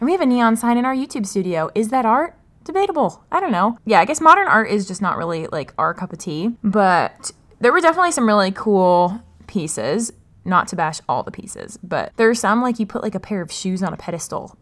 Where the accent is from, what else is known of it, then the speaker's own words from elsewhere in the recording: Los Angeles, California, United States; I'm from Los Angeles